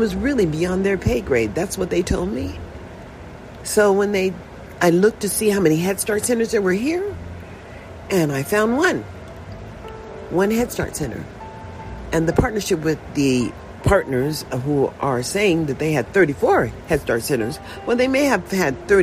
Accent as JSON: {"language": "English", "country": "United States", "tie": "born or raised there", "also_born_or_lived": "Nevada", "said": "I was born in a USA"}